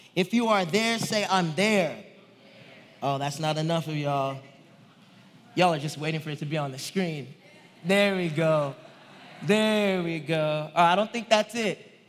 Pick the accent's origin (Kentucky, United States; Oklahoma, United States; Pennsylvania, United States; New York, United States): Oklahoma, United States; Tulsa; I grew up in Tulsa, Oklahoma